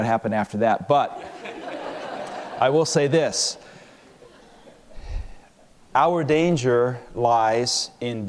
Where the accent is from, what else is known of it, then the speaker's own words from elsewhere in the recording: London, United Kingdom; moved away; also born or lived in United States; When I was a young man, I was raised in London, England.